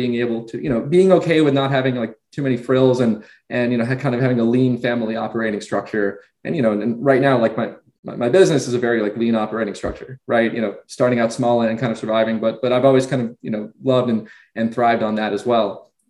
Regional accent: Westchester, New York, United States; I grew up in Westchester, New York

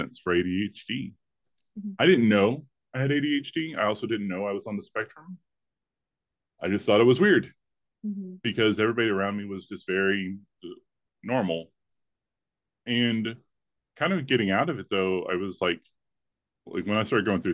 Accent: the rural South, United States; I was raised in the rural South

